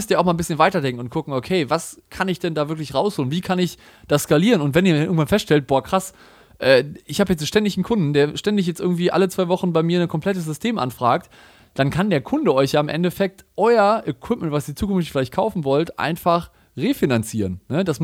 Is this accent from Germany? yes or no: yes; Cologne, North Rhine-Westphalia, Germany; Also bei uns, ich komme ja aus Köln, war letztens Karneval, ne?